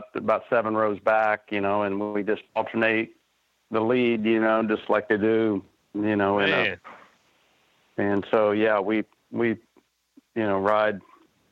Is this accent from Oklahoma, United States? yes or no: yes; Oklahoma City, Oklahoma, United States; also born or lived in Charlotte / California; I was born in Oklahoma City. Yeah, just right. You know, been here in Oklahoma City, you know, the majority of my life